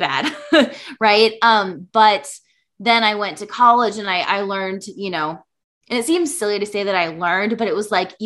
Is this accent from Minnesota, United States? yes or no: yes; Minnesota, United States; now in Iowa, United States; I'm from Minnesota, but currently live in Iowa